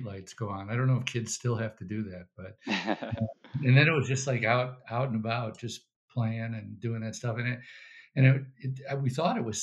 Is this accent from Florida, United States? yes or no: no; Downers Grove, Illinois, United States; I'm West Sider as well. I went to high school in Downers Grove